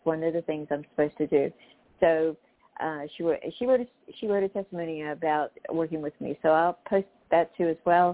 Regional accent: North Carolina, United States; I was raised in North Carolina too

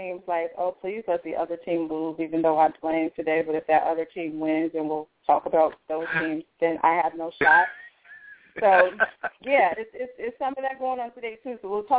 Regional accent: Chicago, Illinois, United States; my hometown

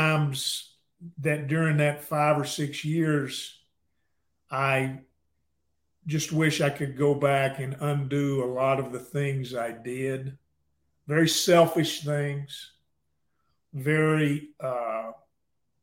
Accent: Mexia, Texas, United States; now in Waco, United States; I grew up in a little town called Mexia, M-E-X-I-A

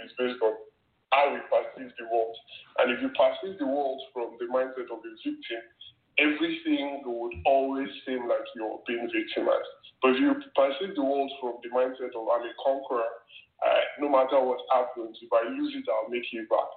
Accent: Nigeria; I grew up in Nigeria

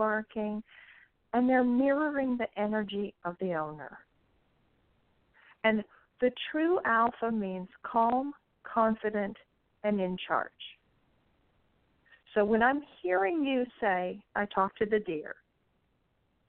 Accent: Texas, United States; I'm a Texan

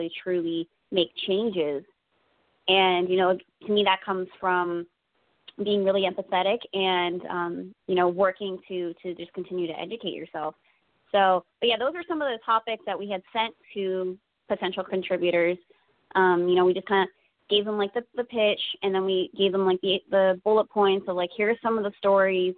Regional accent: New Jersey, United States; I'm from Jersey

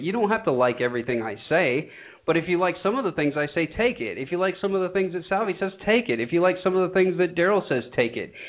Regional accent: Georgia, United States; my hometown of a very rural part of Georgia

